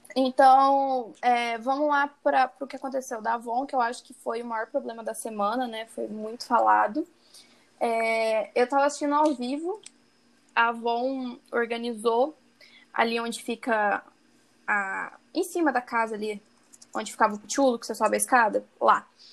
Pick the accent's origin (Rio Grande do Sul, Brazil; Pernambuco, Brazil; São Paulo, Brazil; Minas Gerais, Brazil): Minas Gerais, Brazil; accent: mineiro; o meu mineiro tende a ficar um, men menos forte.